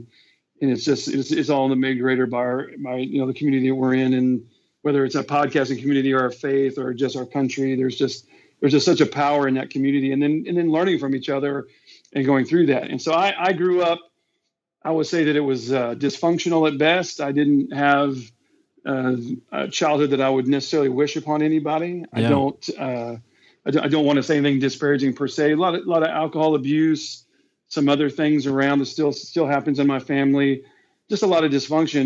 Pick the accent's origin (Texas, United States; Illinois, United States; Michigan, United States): Texas, United States; Houston; I'm born and raised in Houston, Texas. And then other than my 6 years in the military, I've lived here my whole life